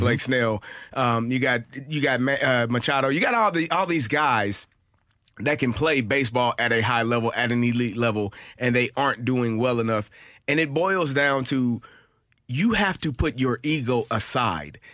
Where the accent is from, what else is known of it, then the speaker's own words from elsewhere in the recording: St. Louis, Missouri, United States; it was my hometown